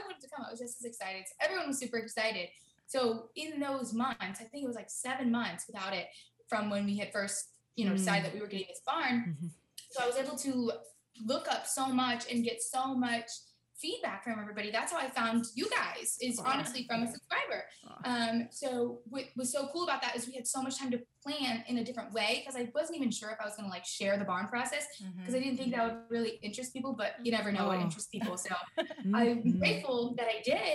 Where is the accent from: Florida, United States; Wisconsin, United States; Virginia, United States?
Florida, United States; I've actually born and raised in Florida. Okay. Like, I'm a Florida girl, but my family, like, they're from Jersey